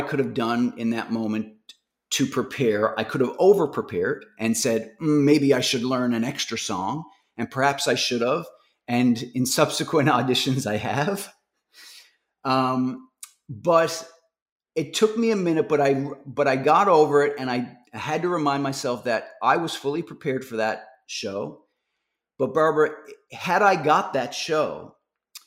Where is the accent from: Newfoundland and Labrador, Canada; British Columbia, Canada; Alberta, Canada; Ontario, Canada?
Newfoundland and Labrador, Canada; I'm from Newfoundland.